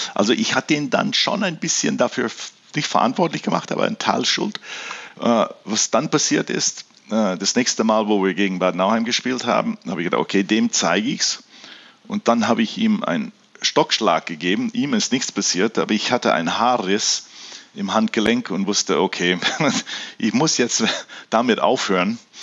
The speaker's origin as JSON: {"language": "German", "country": "Canada", "tie": "born or raised there", "moved": "yes", "lives_now": "Germany", "said": "weil ich bin in Kanada aufgewachsen und wir hatten ja keinen Dialekt in dem Sinne"}